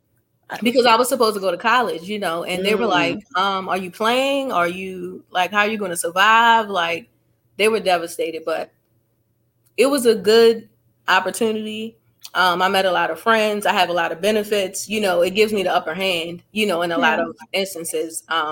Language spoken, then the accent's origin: English; Annapolis, Maryland, United States; I'm from Annapolis